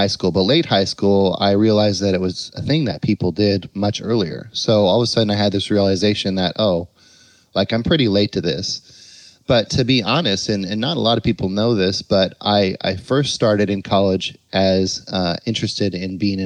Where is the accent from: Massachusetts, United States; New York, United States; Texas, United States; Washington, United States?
Washington, United States; Spokane; moved away as an adult; also born or lived in Miami; now in Seattle, United States; my hometown of Spokane